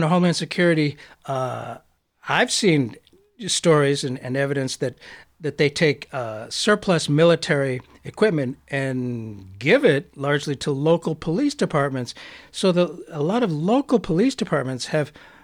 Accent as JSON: {"language": "English", "country": "United States", "said": "I'm an American."}